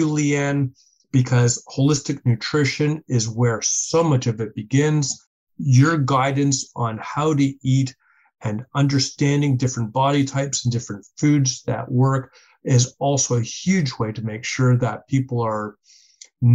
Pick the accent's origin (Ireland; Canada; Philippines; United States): Canada; We're Canadian.